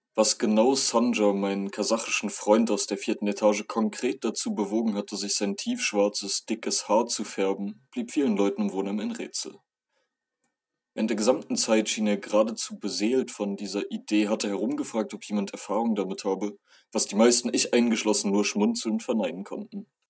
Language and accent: German; Germany; als Deutscher